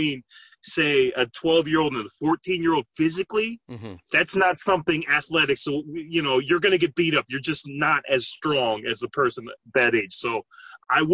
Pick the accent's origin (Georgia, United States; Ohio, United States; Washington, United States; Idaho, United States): Washington, United States; Lynnwood; Linwood, up north